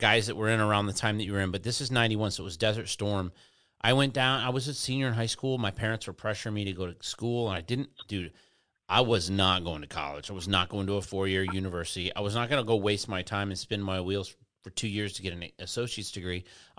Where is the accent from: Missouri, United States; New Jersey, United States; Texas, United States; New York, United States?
Texas, United States; You know, you have to play football if you're a kid growing up in Texas.